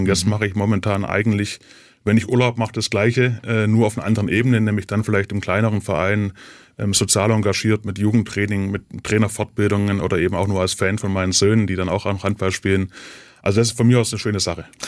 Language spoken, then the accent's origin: German; Ludwigsburg, Baden-Württemberg, Germany; now in Mössingen, Germany; wenn ich nach Hause komme zu meinen Eltern nach Ludwigsburg, dann ist für mich auch wieder die Erinnerung an die Schulzeit, an die Kindergartenzeit